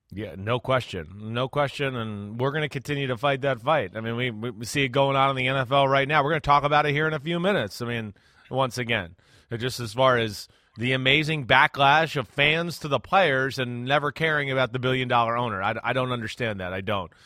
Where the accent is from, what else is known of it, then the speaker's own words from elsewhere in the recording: New Jersey, United States; I'm from New Jersey like Kyrie Irving